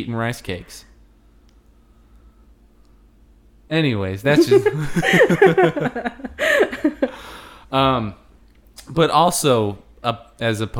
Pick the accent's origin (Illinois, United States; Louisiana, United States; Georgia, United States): Illinois, United States; Peoria; growing up in Peoria, we didn't really have, like, volunteerism